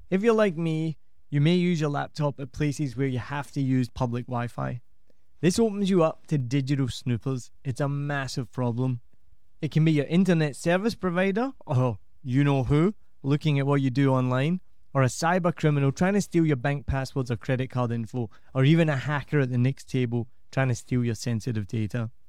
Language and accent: English; Bavaria, Germany; English is a second language; Bavaria is kind of very different. It's not. They almost feel like they're not part of Germany. Is that right? Absolutely. Like when I say, "Yeah, I'm from Bavaria,"